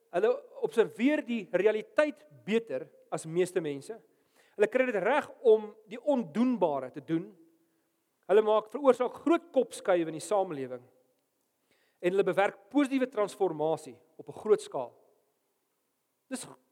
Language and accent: Afrikaans; South Africa; ek's 'n Afrikaner dominee wat in Afrika bly